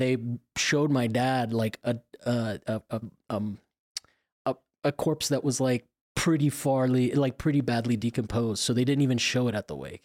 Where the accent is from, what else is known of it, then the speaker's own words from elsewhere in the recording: Florida, United States; I'm from Florida